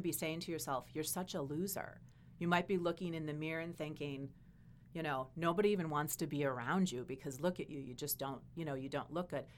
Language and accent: English; Wisconsin, United States; I'm from Wisconsin